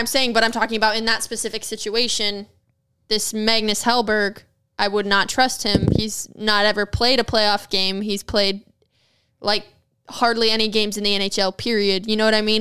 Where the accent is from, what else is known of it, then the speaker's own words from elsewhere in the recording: Michigan, United States; moved away; I'm from Michigan